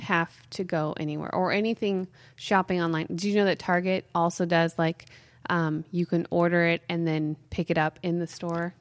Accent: Mount Shasta, California, United States; also born or lived in Weaverville; we grew up in Mount Shasta, so we used to make snow caves

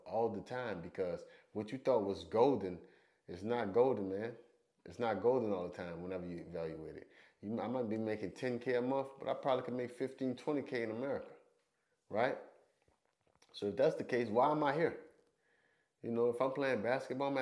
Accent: United States; moved away as an adult; I'm American

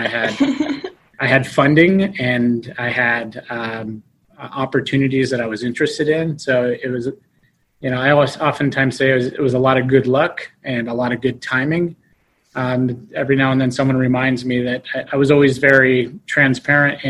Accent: Las Vegas, Nevada, United States; moved away as an adult; Born and raised in Las Vegas, Nevada

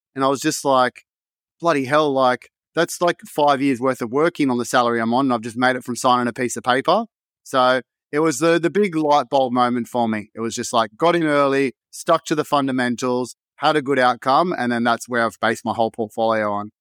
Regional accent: Sydney, New South Wales, Australia; Blacktown, which is just another suburb next to where I grew up in Wentworth Field

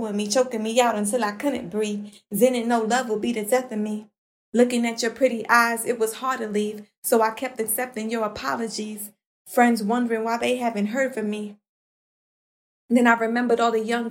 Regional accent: New York City, New York, United States; growing up in Brooklyn, New York with my aunt from my mother's side

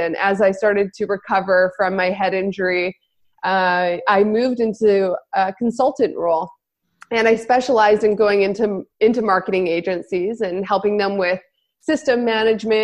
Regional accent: Kelowna, British Columbia, Canada; my hometown in Kelowna

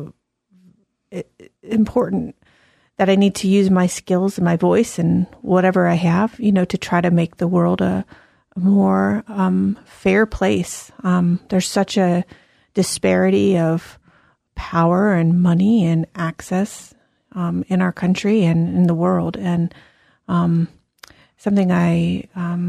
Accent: South Florida, United States; now in Columbus, United States; I was born in South Florida and grew up in Florida

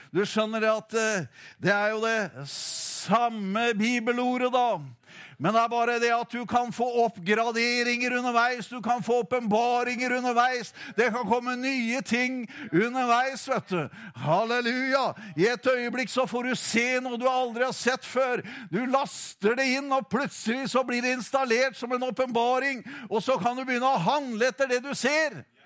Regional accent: Notodden, Telemark, Norway; moved away; hjemveien Notodden, der jeg kommer ifra.

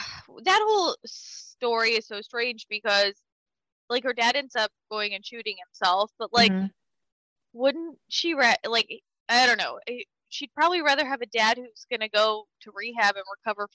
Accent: El Centro, California, United States; Growing up in El Centro, there's a lot of Kevin Bacons.

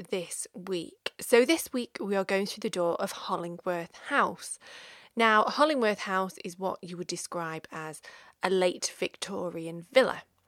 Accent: Stockport, North West England, United Kingdom; my hometown of Stockport

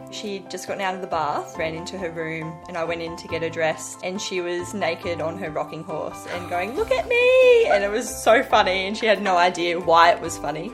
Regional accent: Sydney, New South Wales, Australia; I grew up in Sydney with my mum and three sisters

